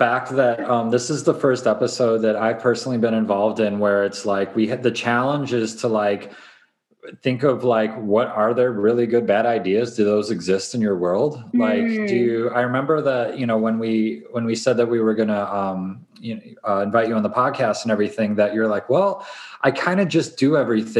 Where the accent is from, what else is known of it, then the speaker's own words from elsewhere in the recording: Midwest, United States; Because I grew up in the Midwest, you know, so I'm like, I grew up seeing like superstars and magazines